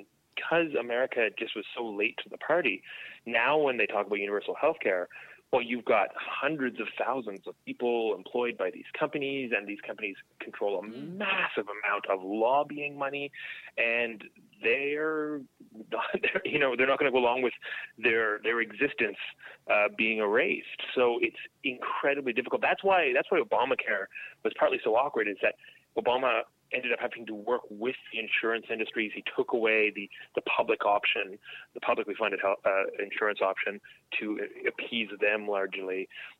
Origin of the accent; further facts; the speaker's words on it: Canada; now in United States; one thing that's been kind of eye-opening being down here as a Canadian is there really is a different set of foundational principles.